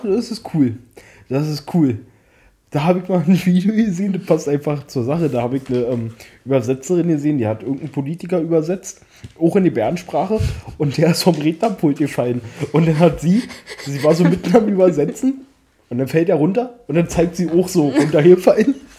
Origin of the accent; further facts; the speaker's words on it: Germany; wir Deutschen